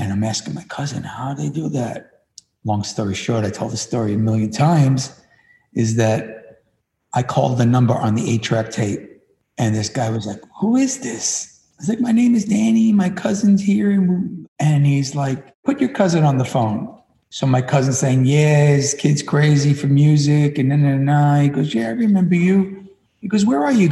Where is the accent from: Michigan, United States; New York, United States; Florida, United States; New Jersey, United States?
New York, United States; New York City; I was born and raised in Williamsburg, Brooklyn, where all the trendiness is now.